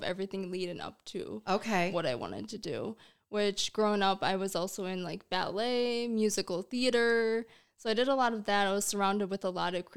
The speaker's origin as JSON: {"language": "English", "town": "Delavan", "region": "Wisconsin", "country": "United States", "also_born_or_lived": "Milwaukee, Wisconsin", "said": "I'm originally from Delavan"}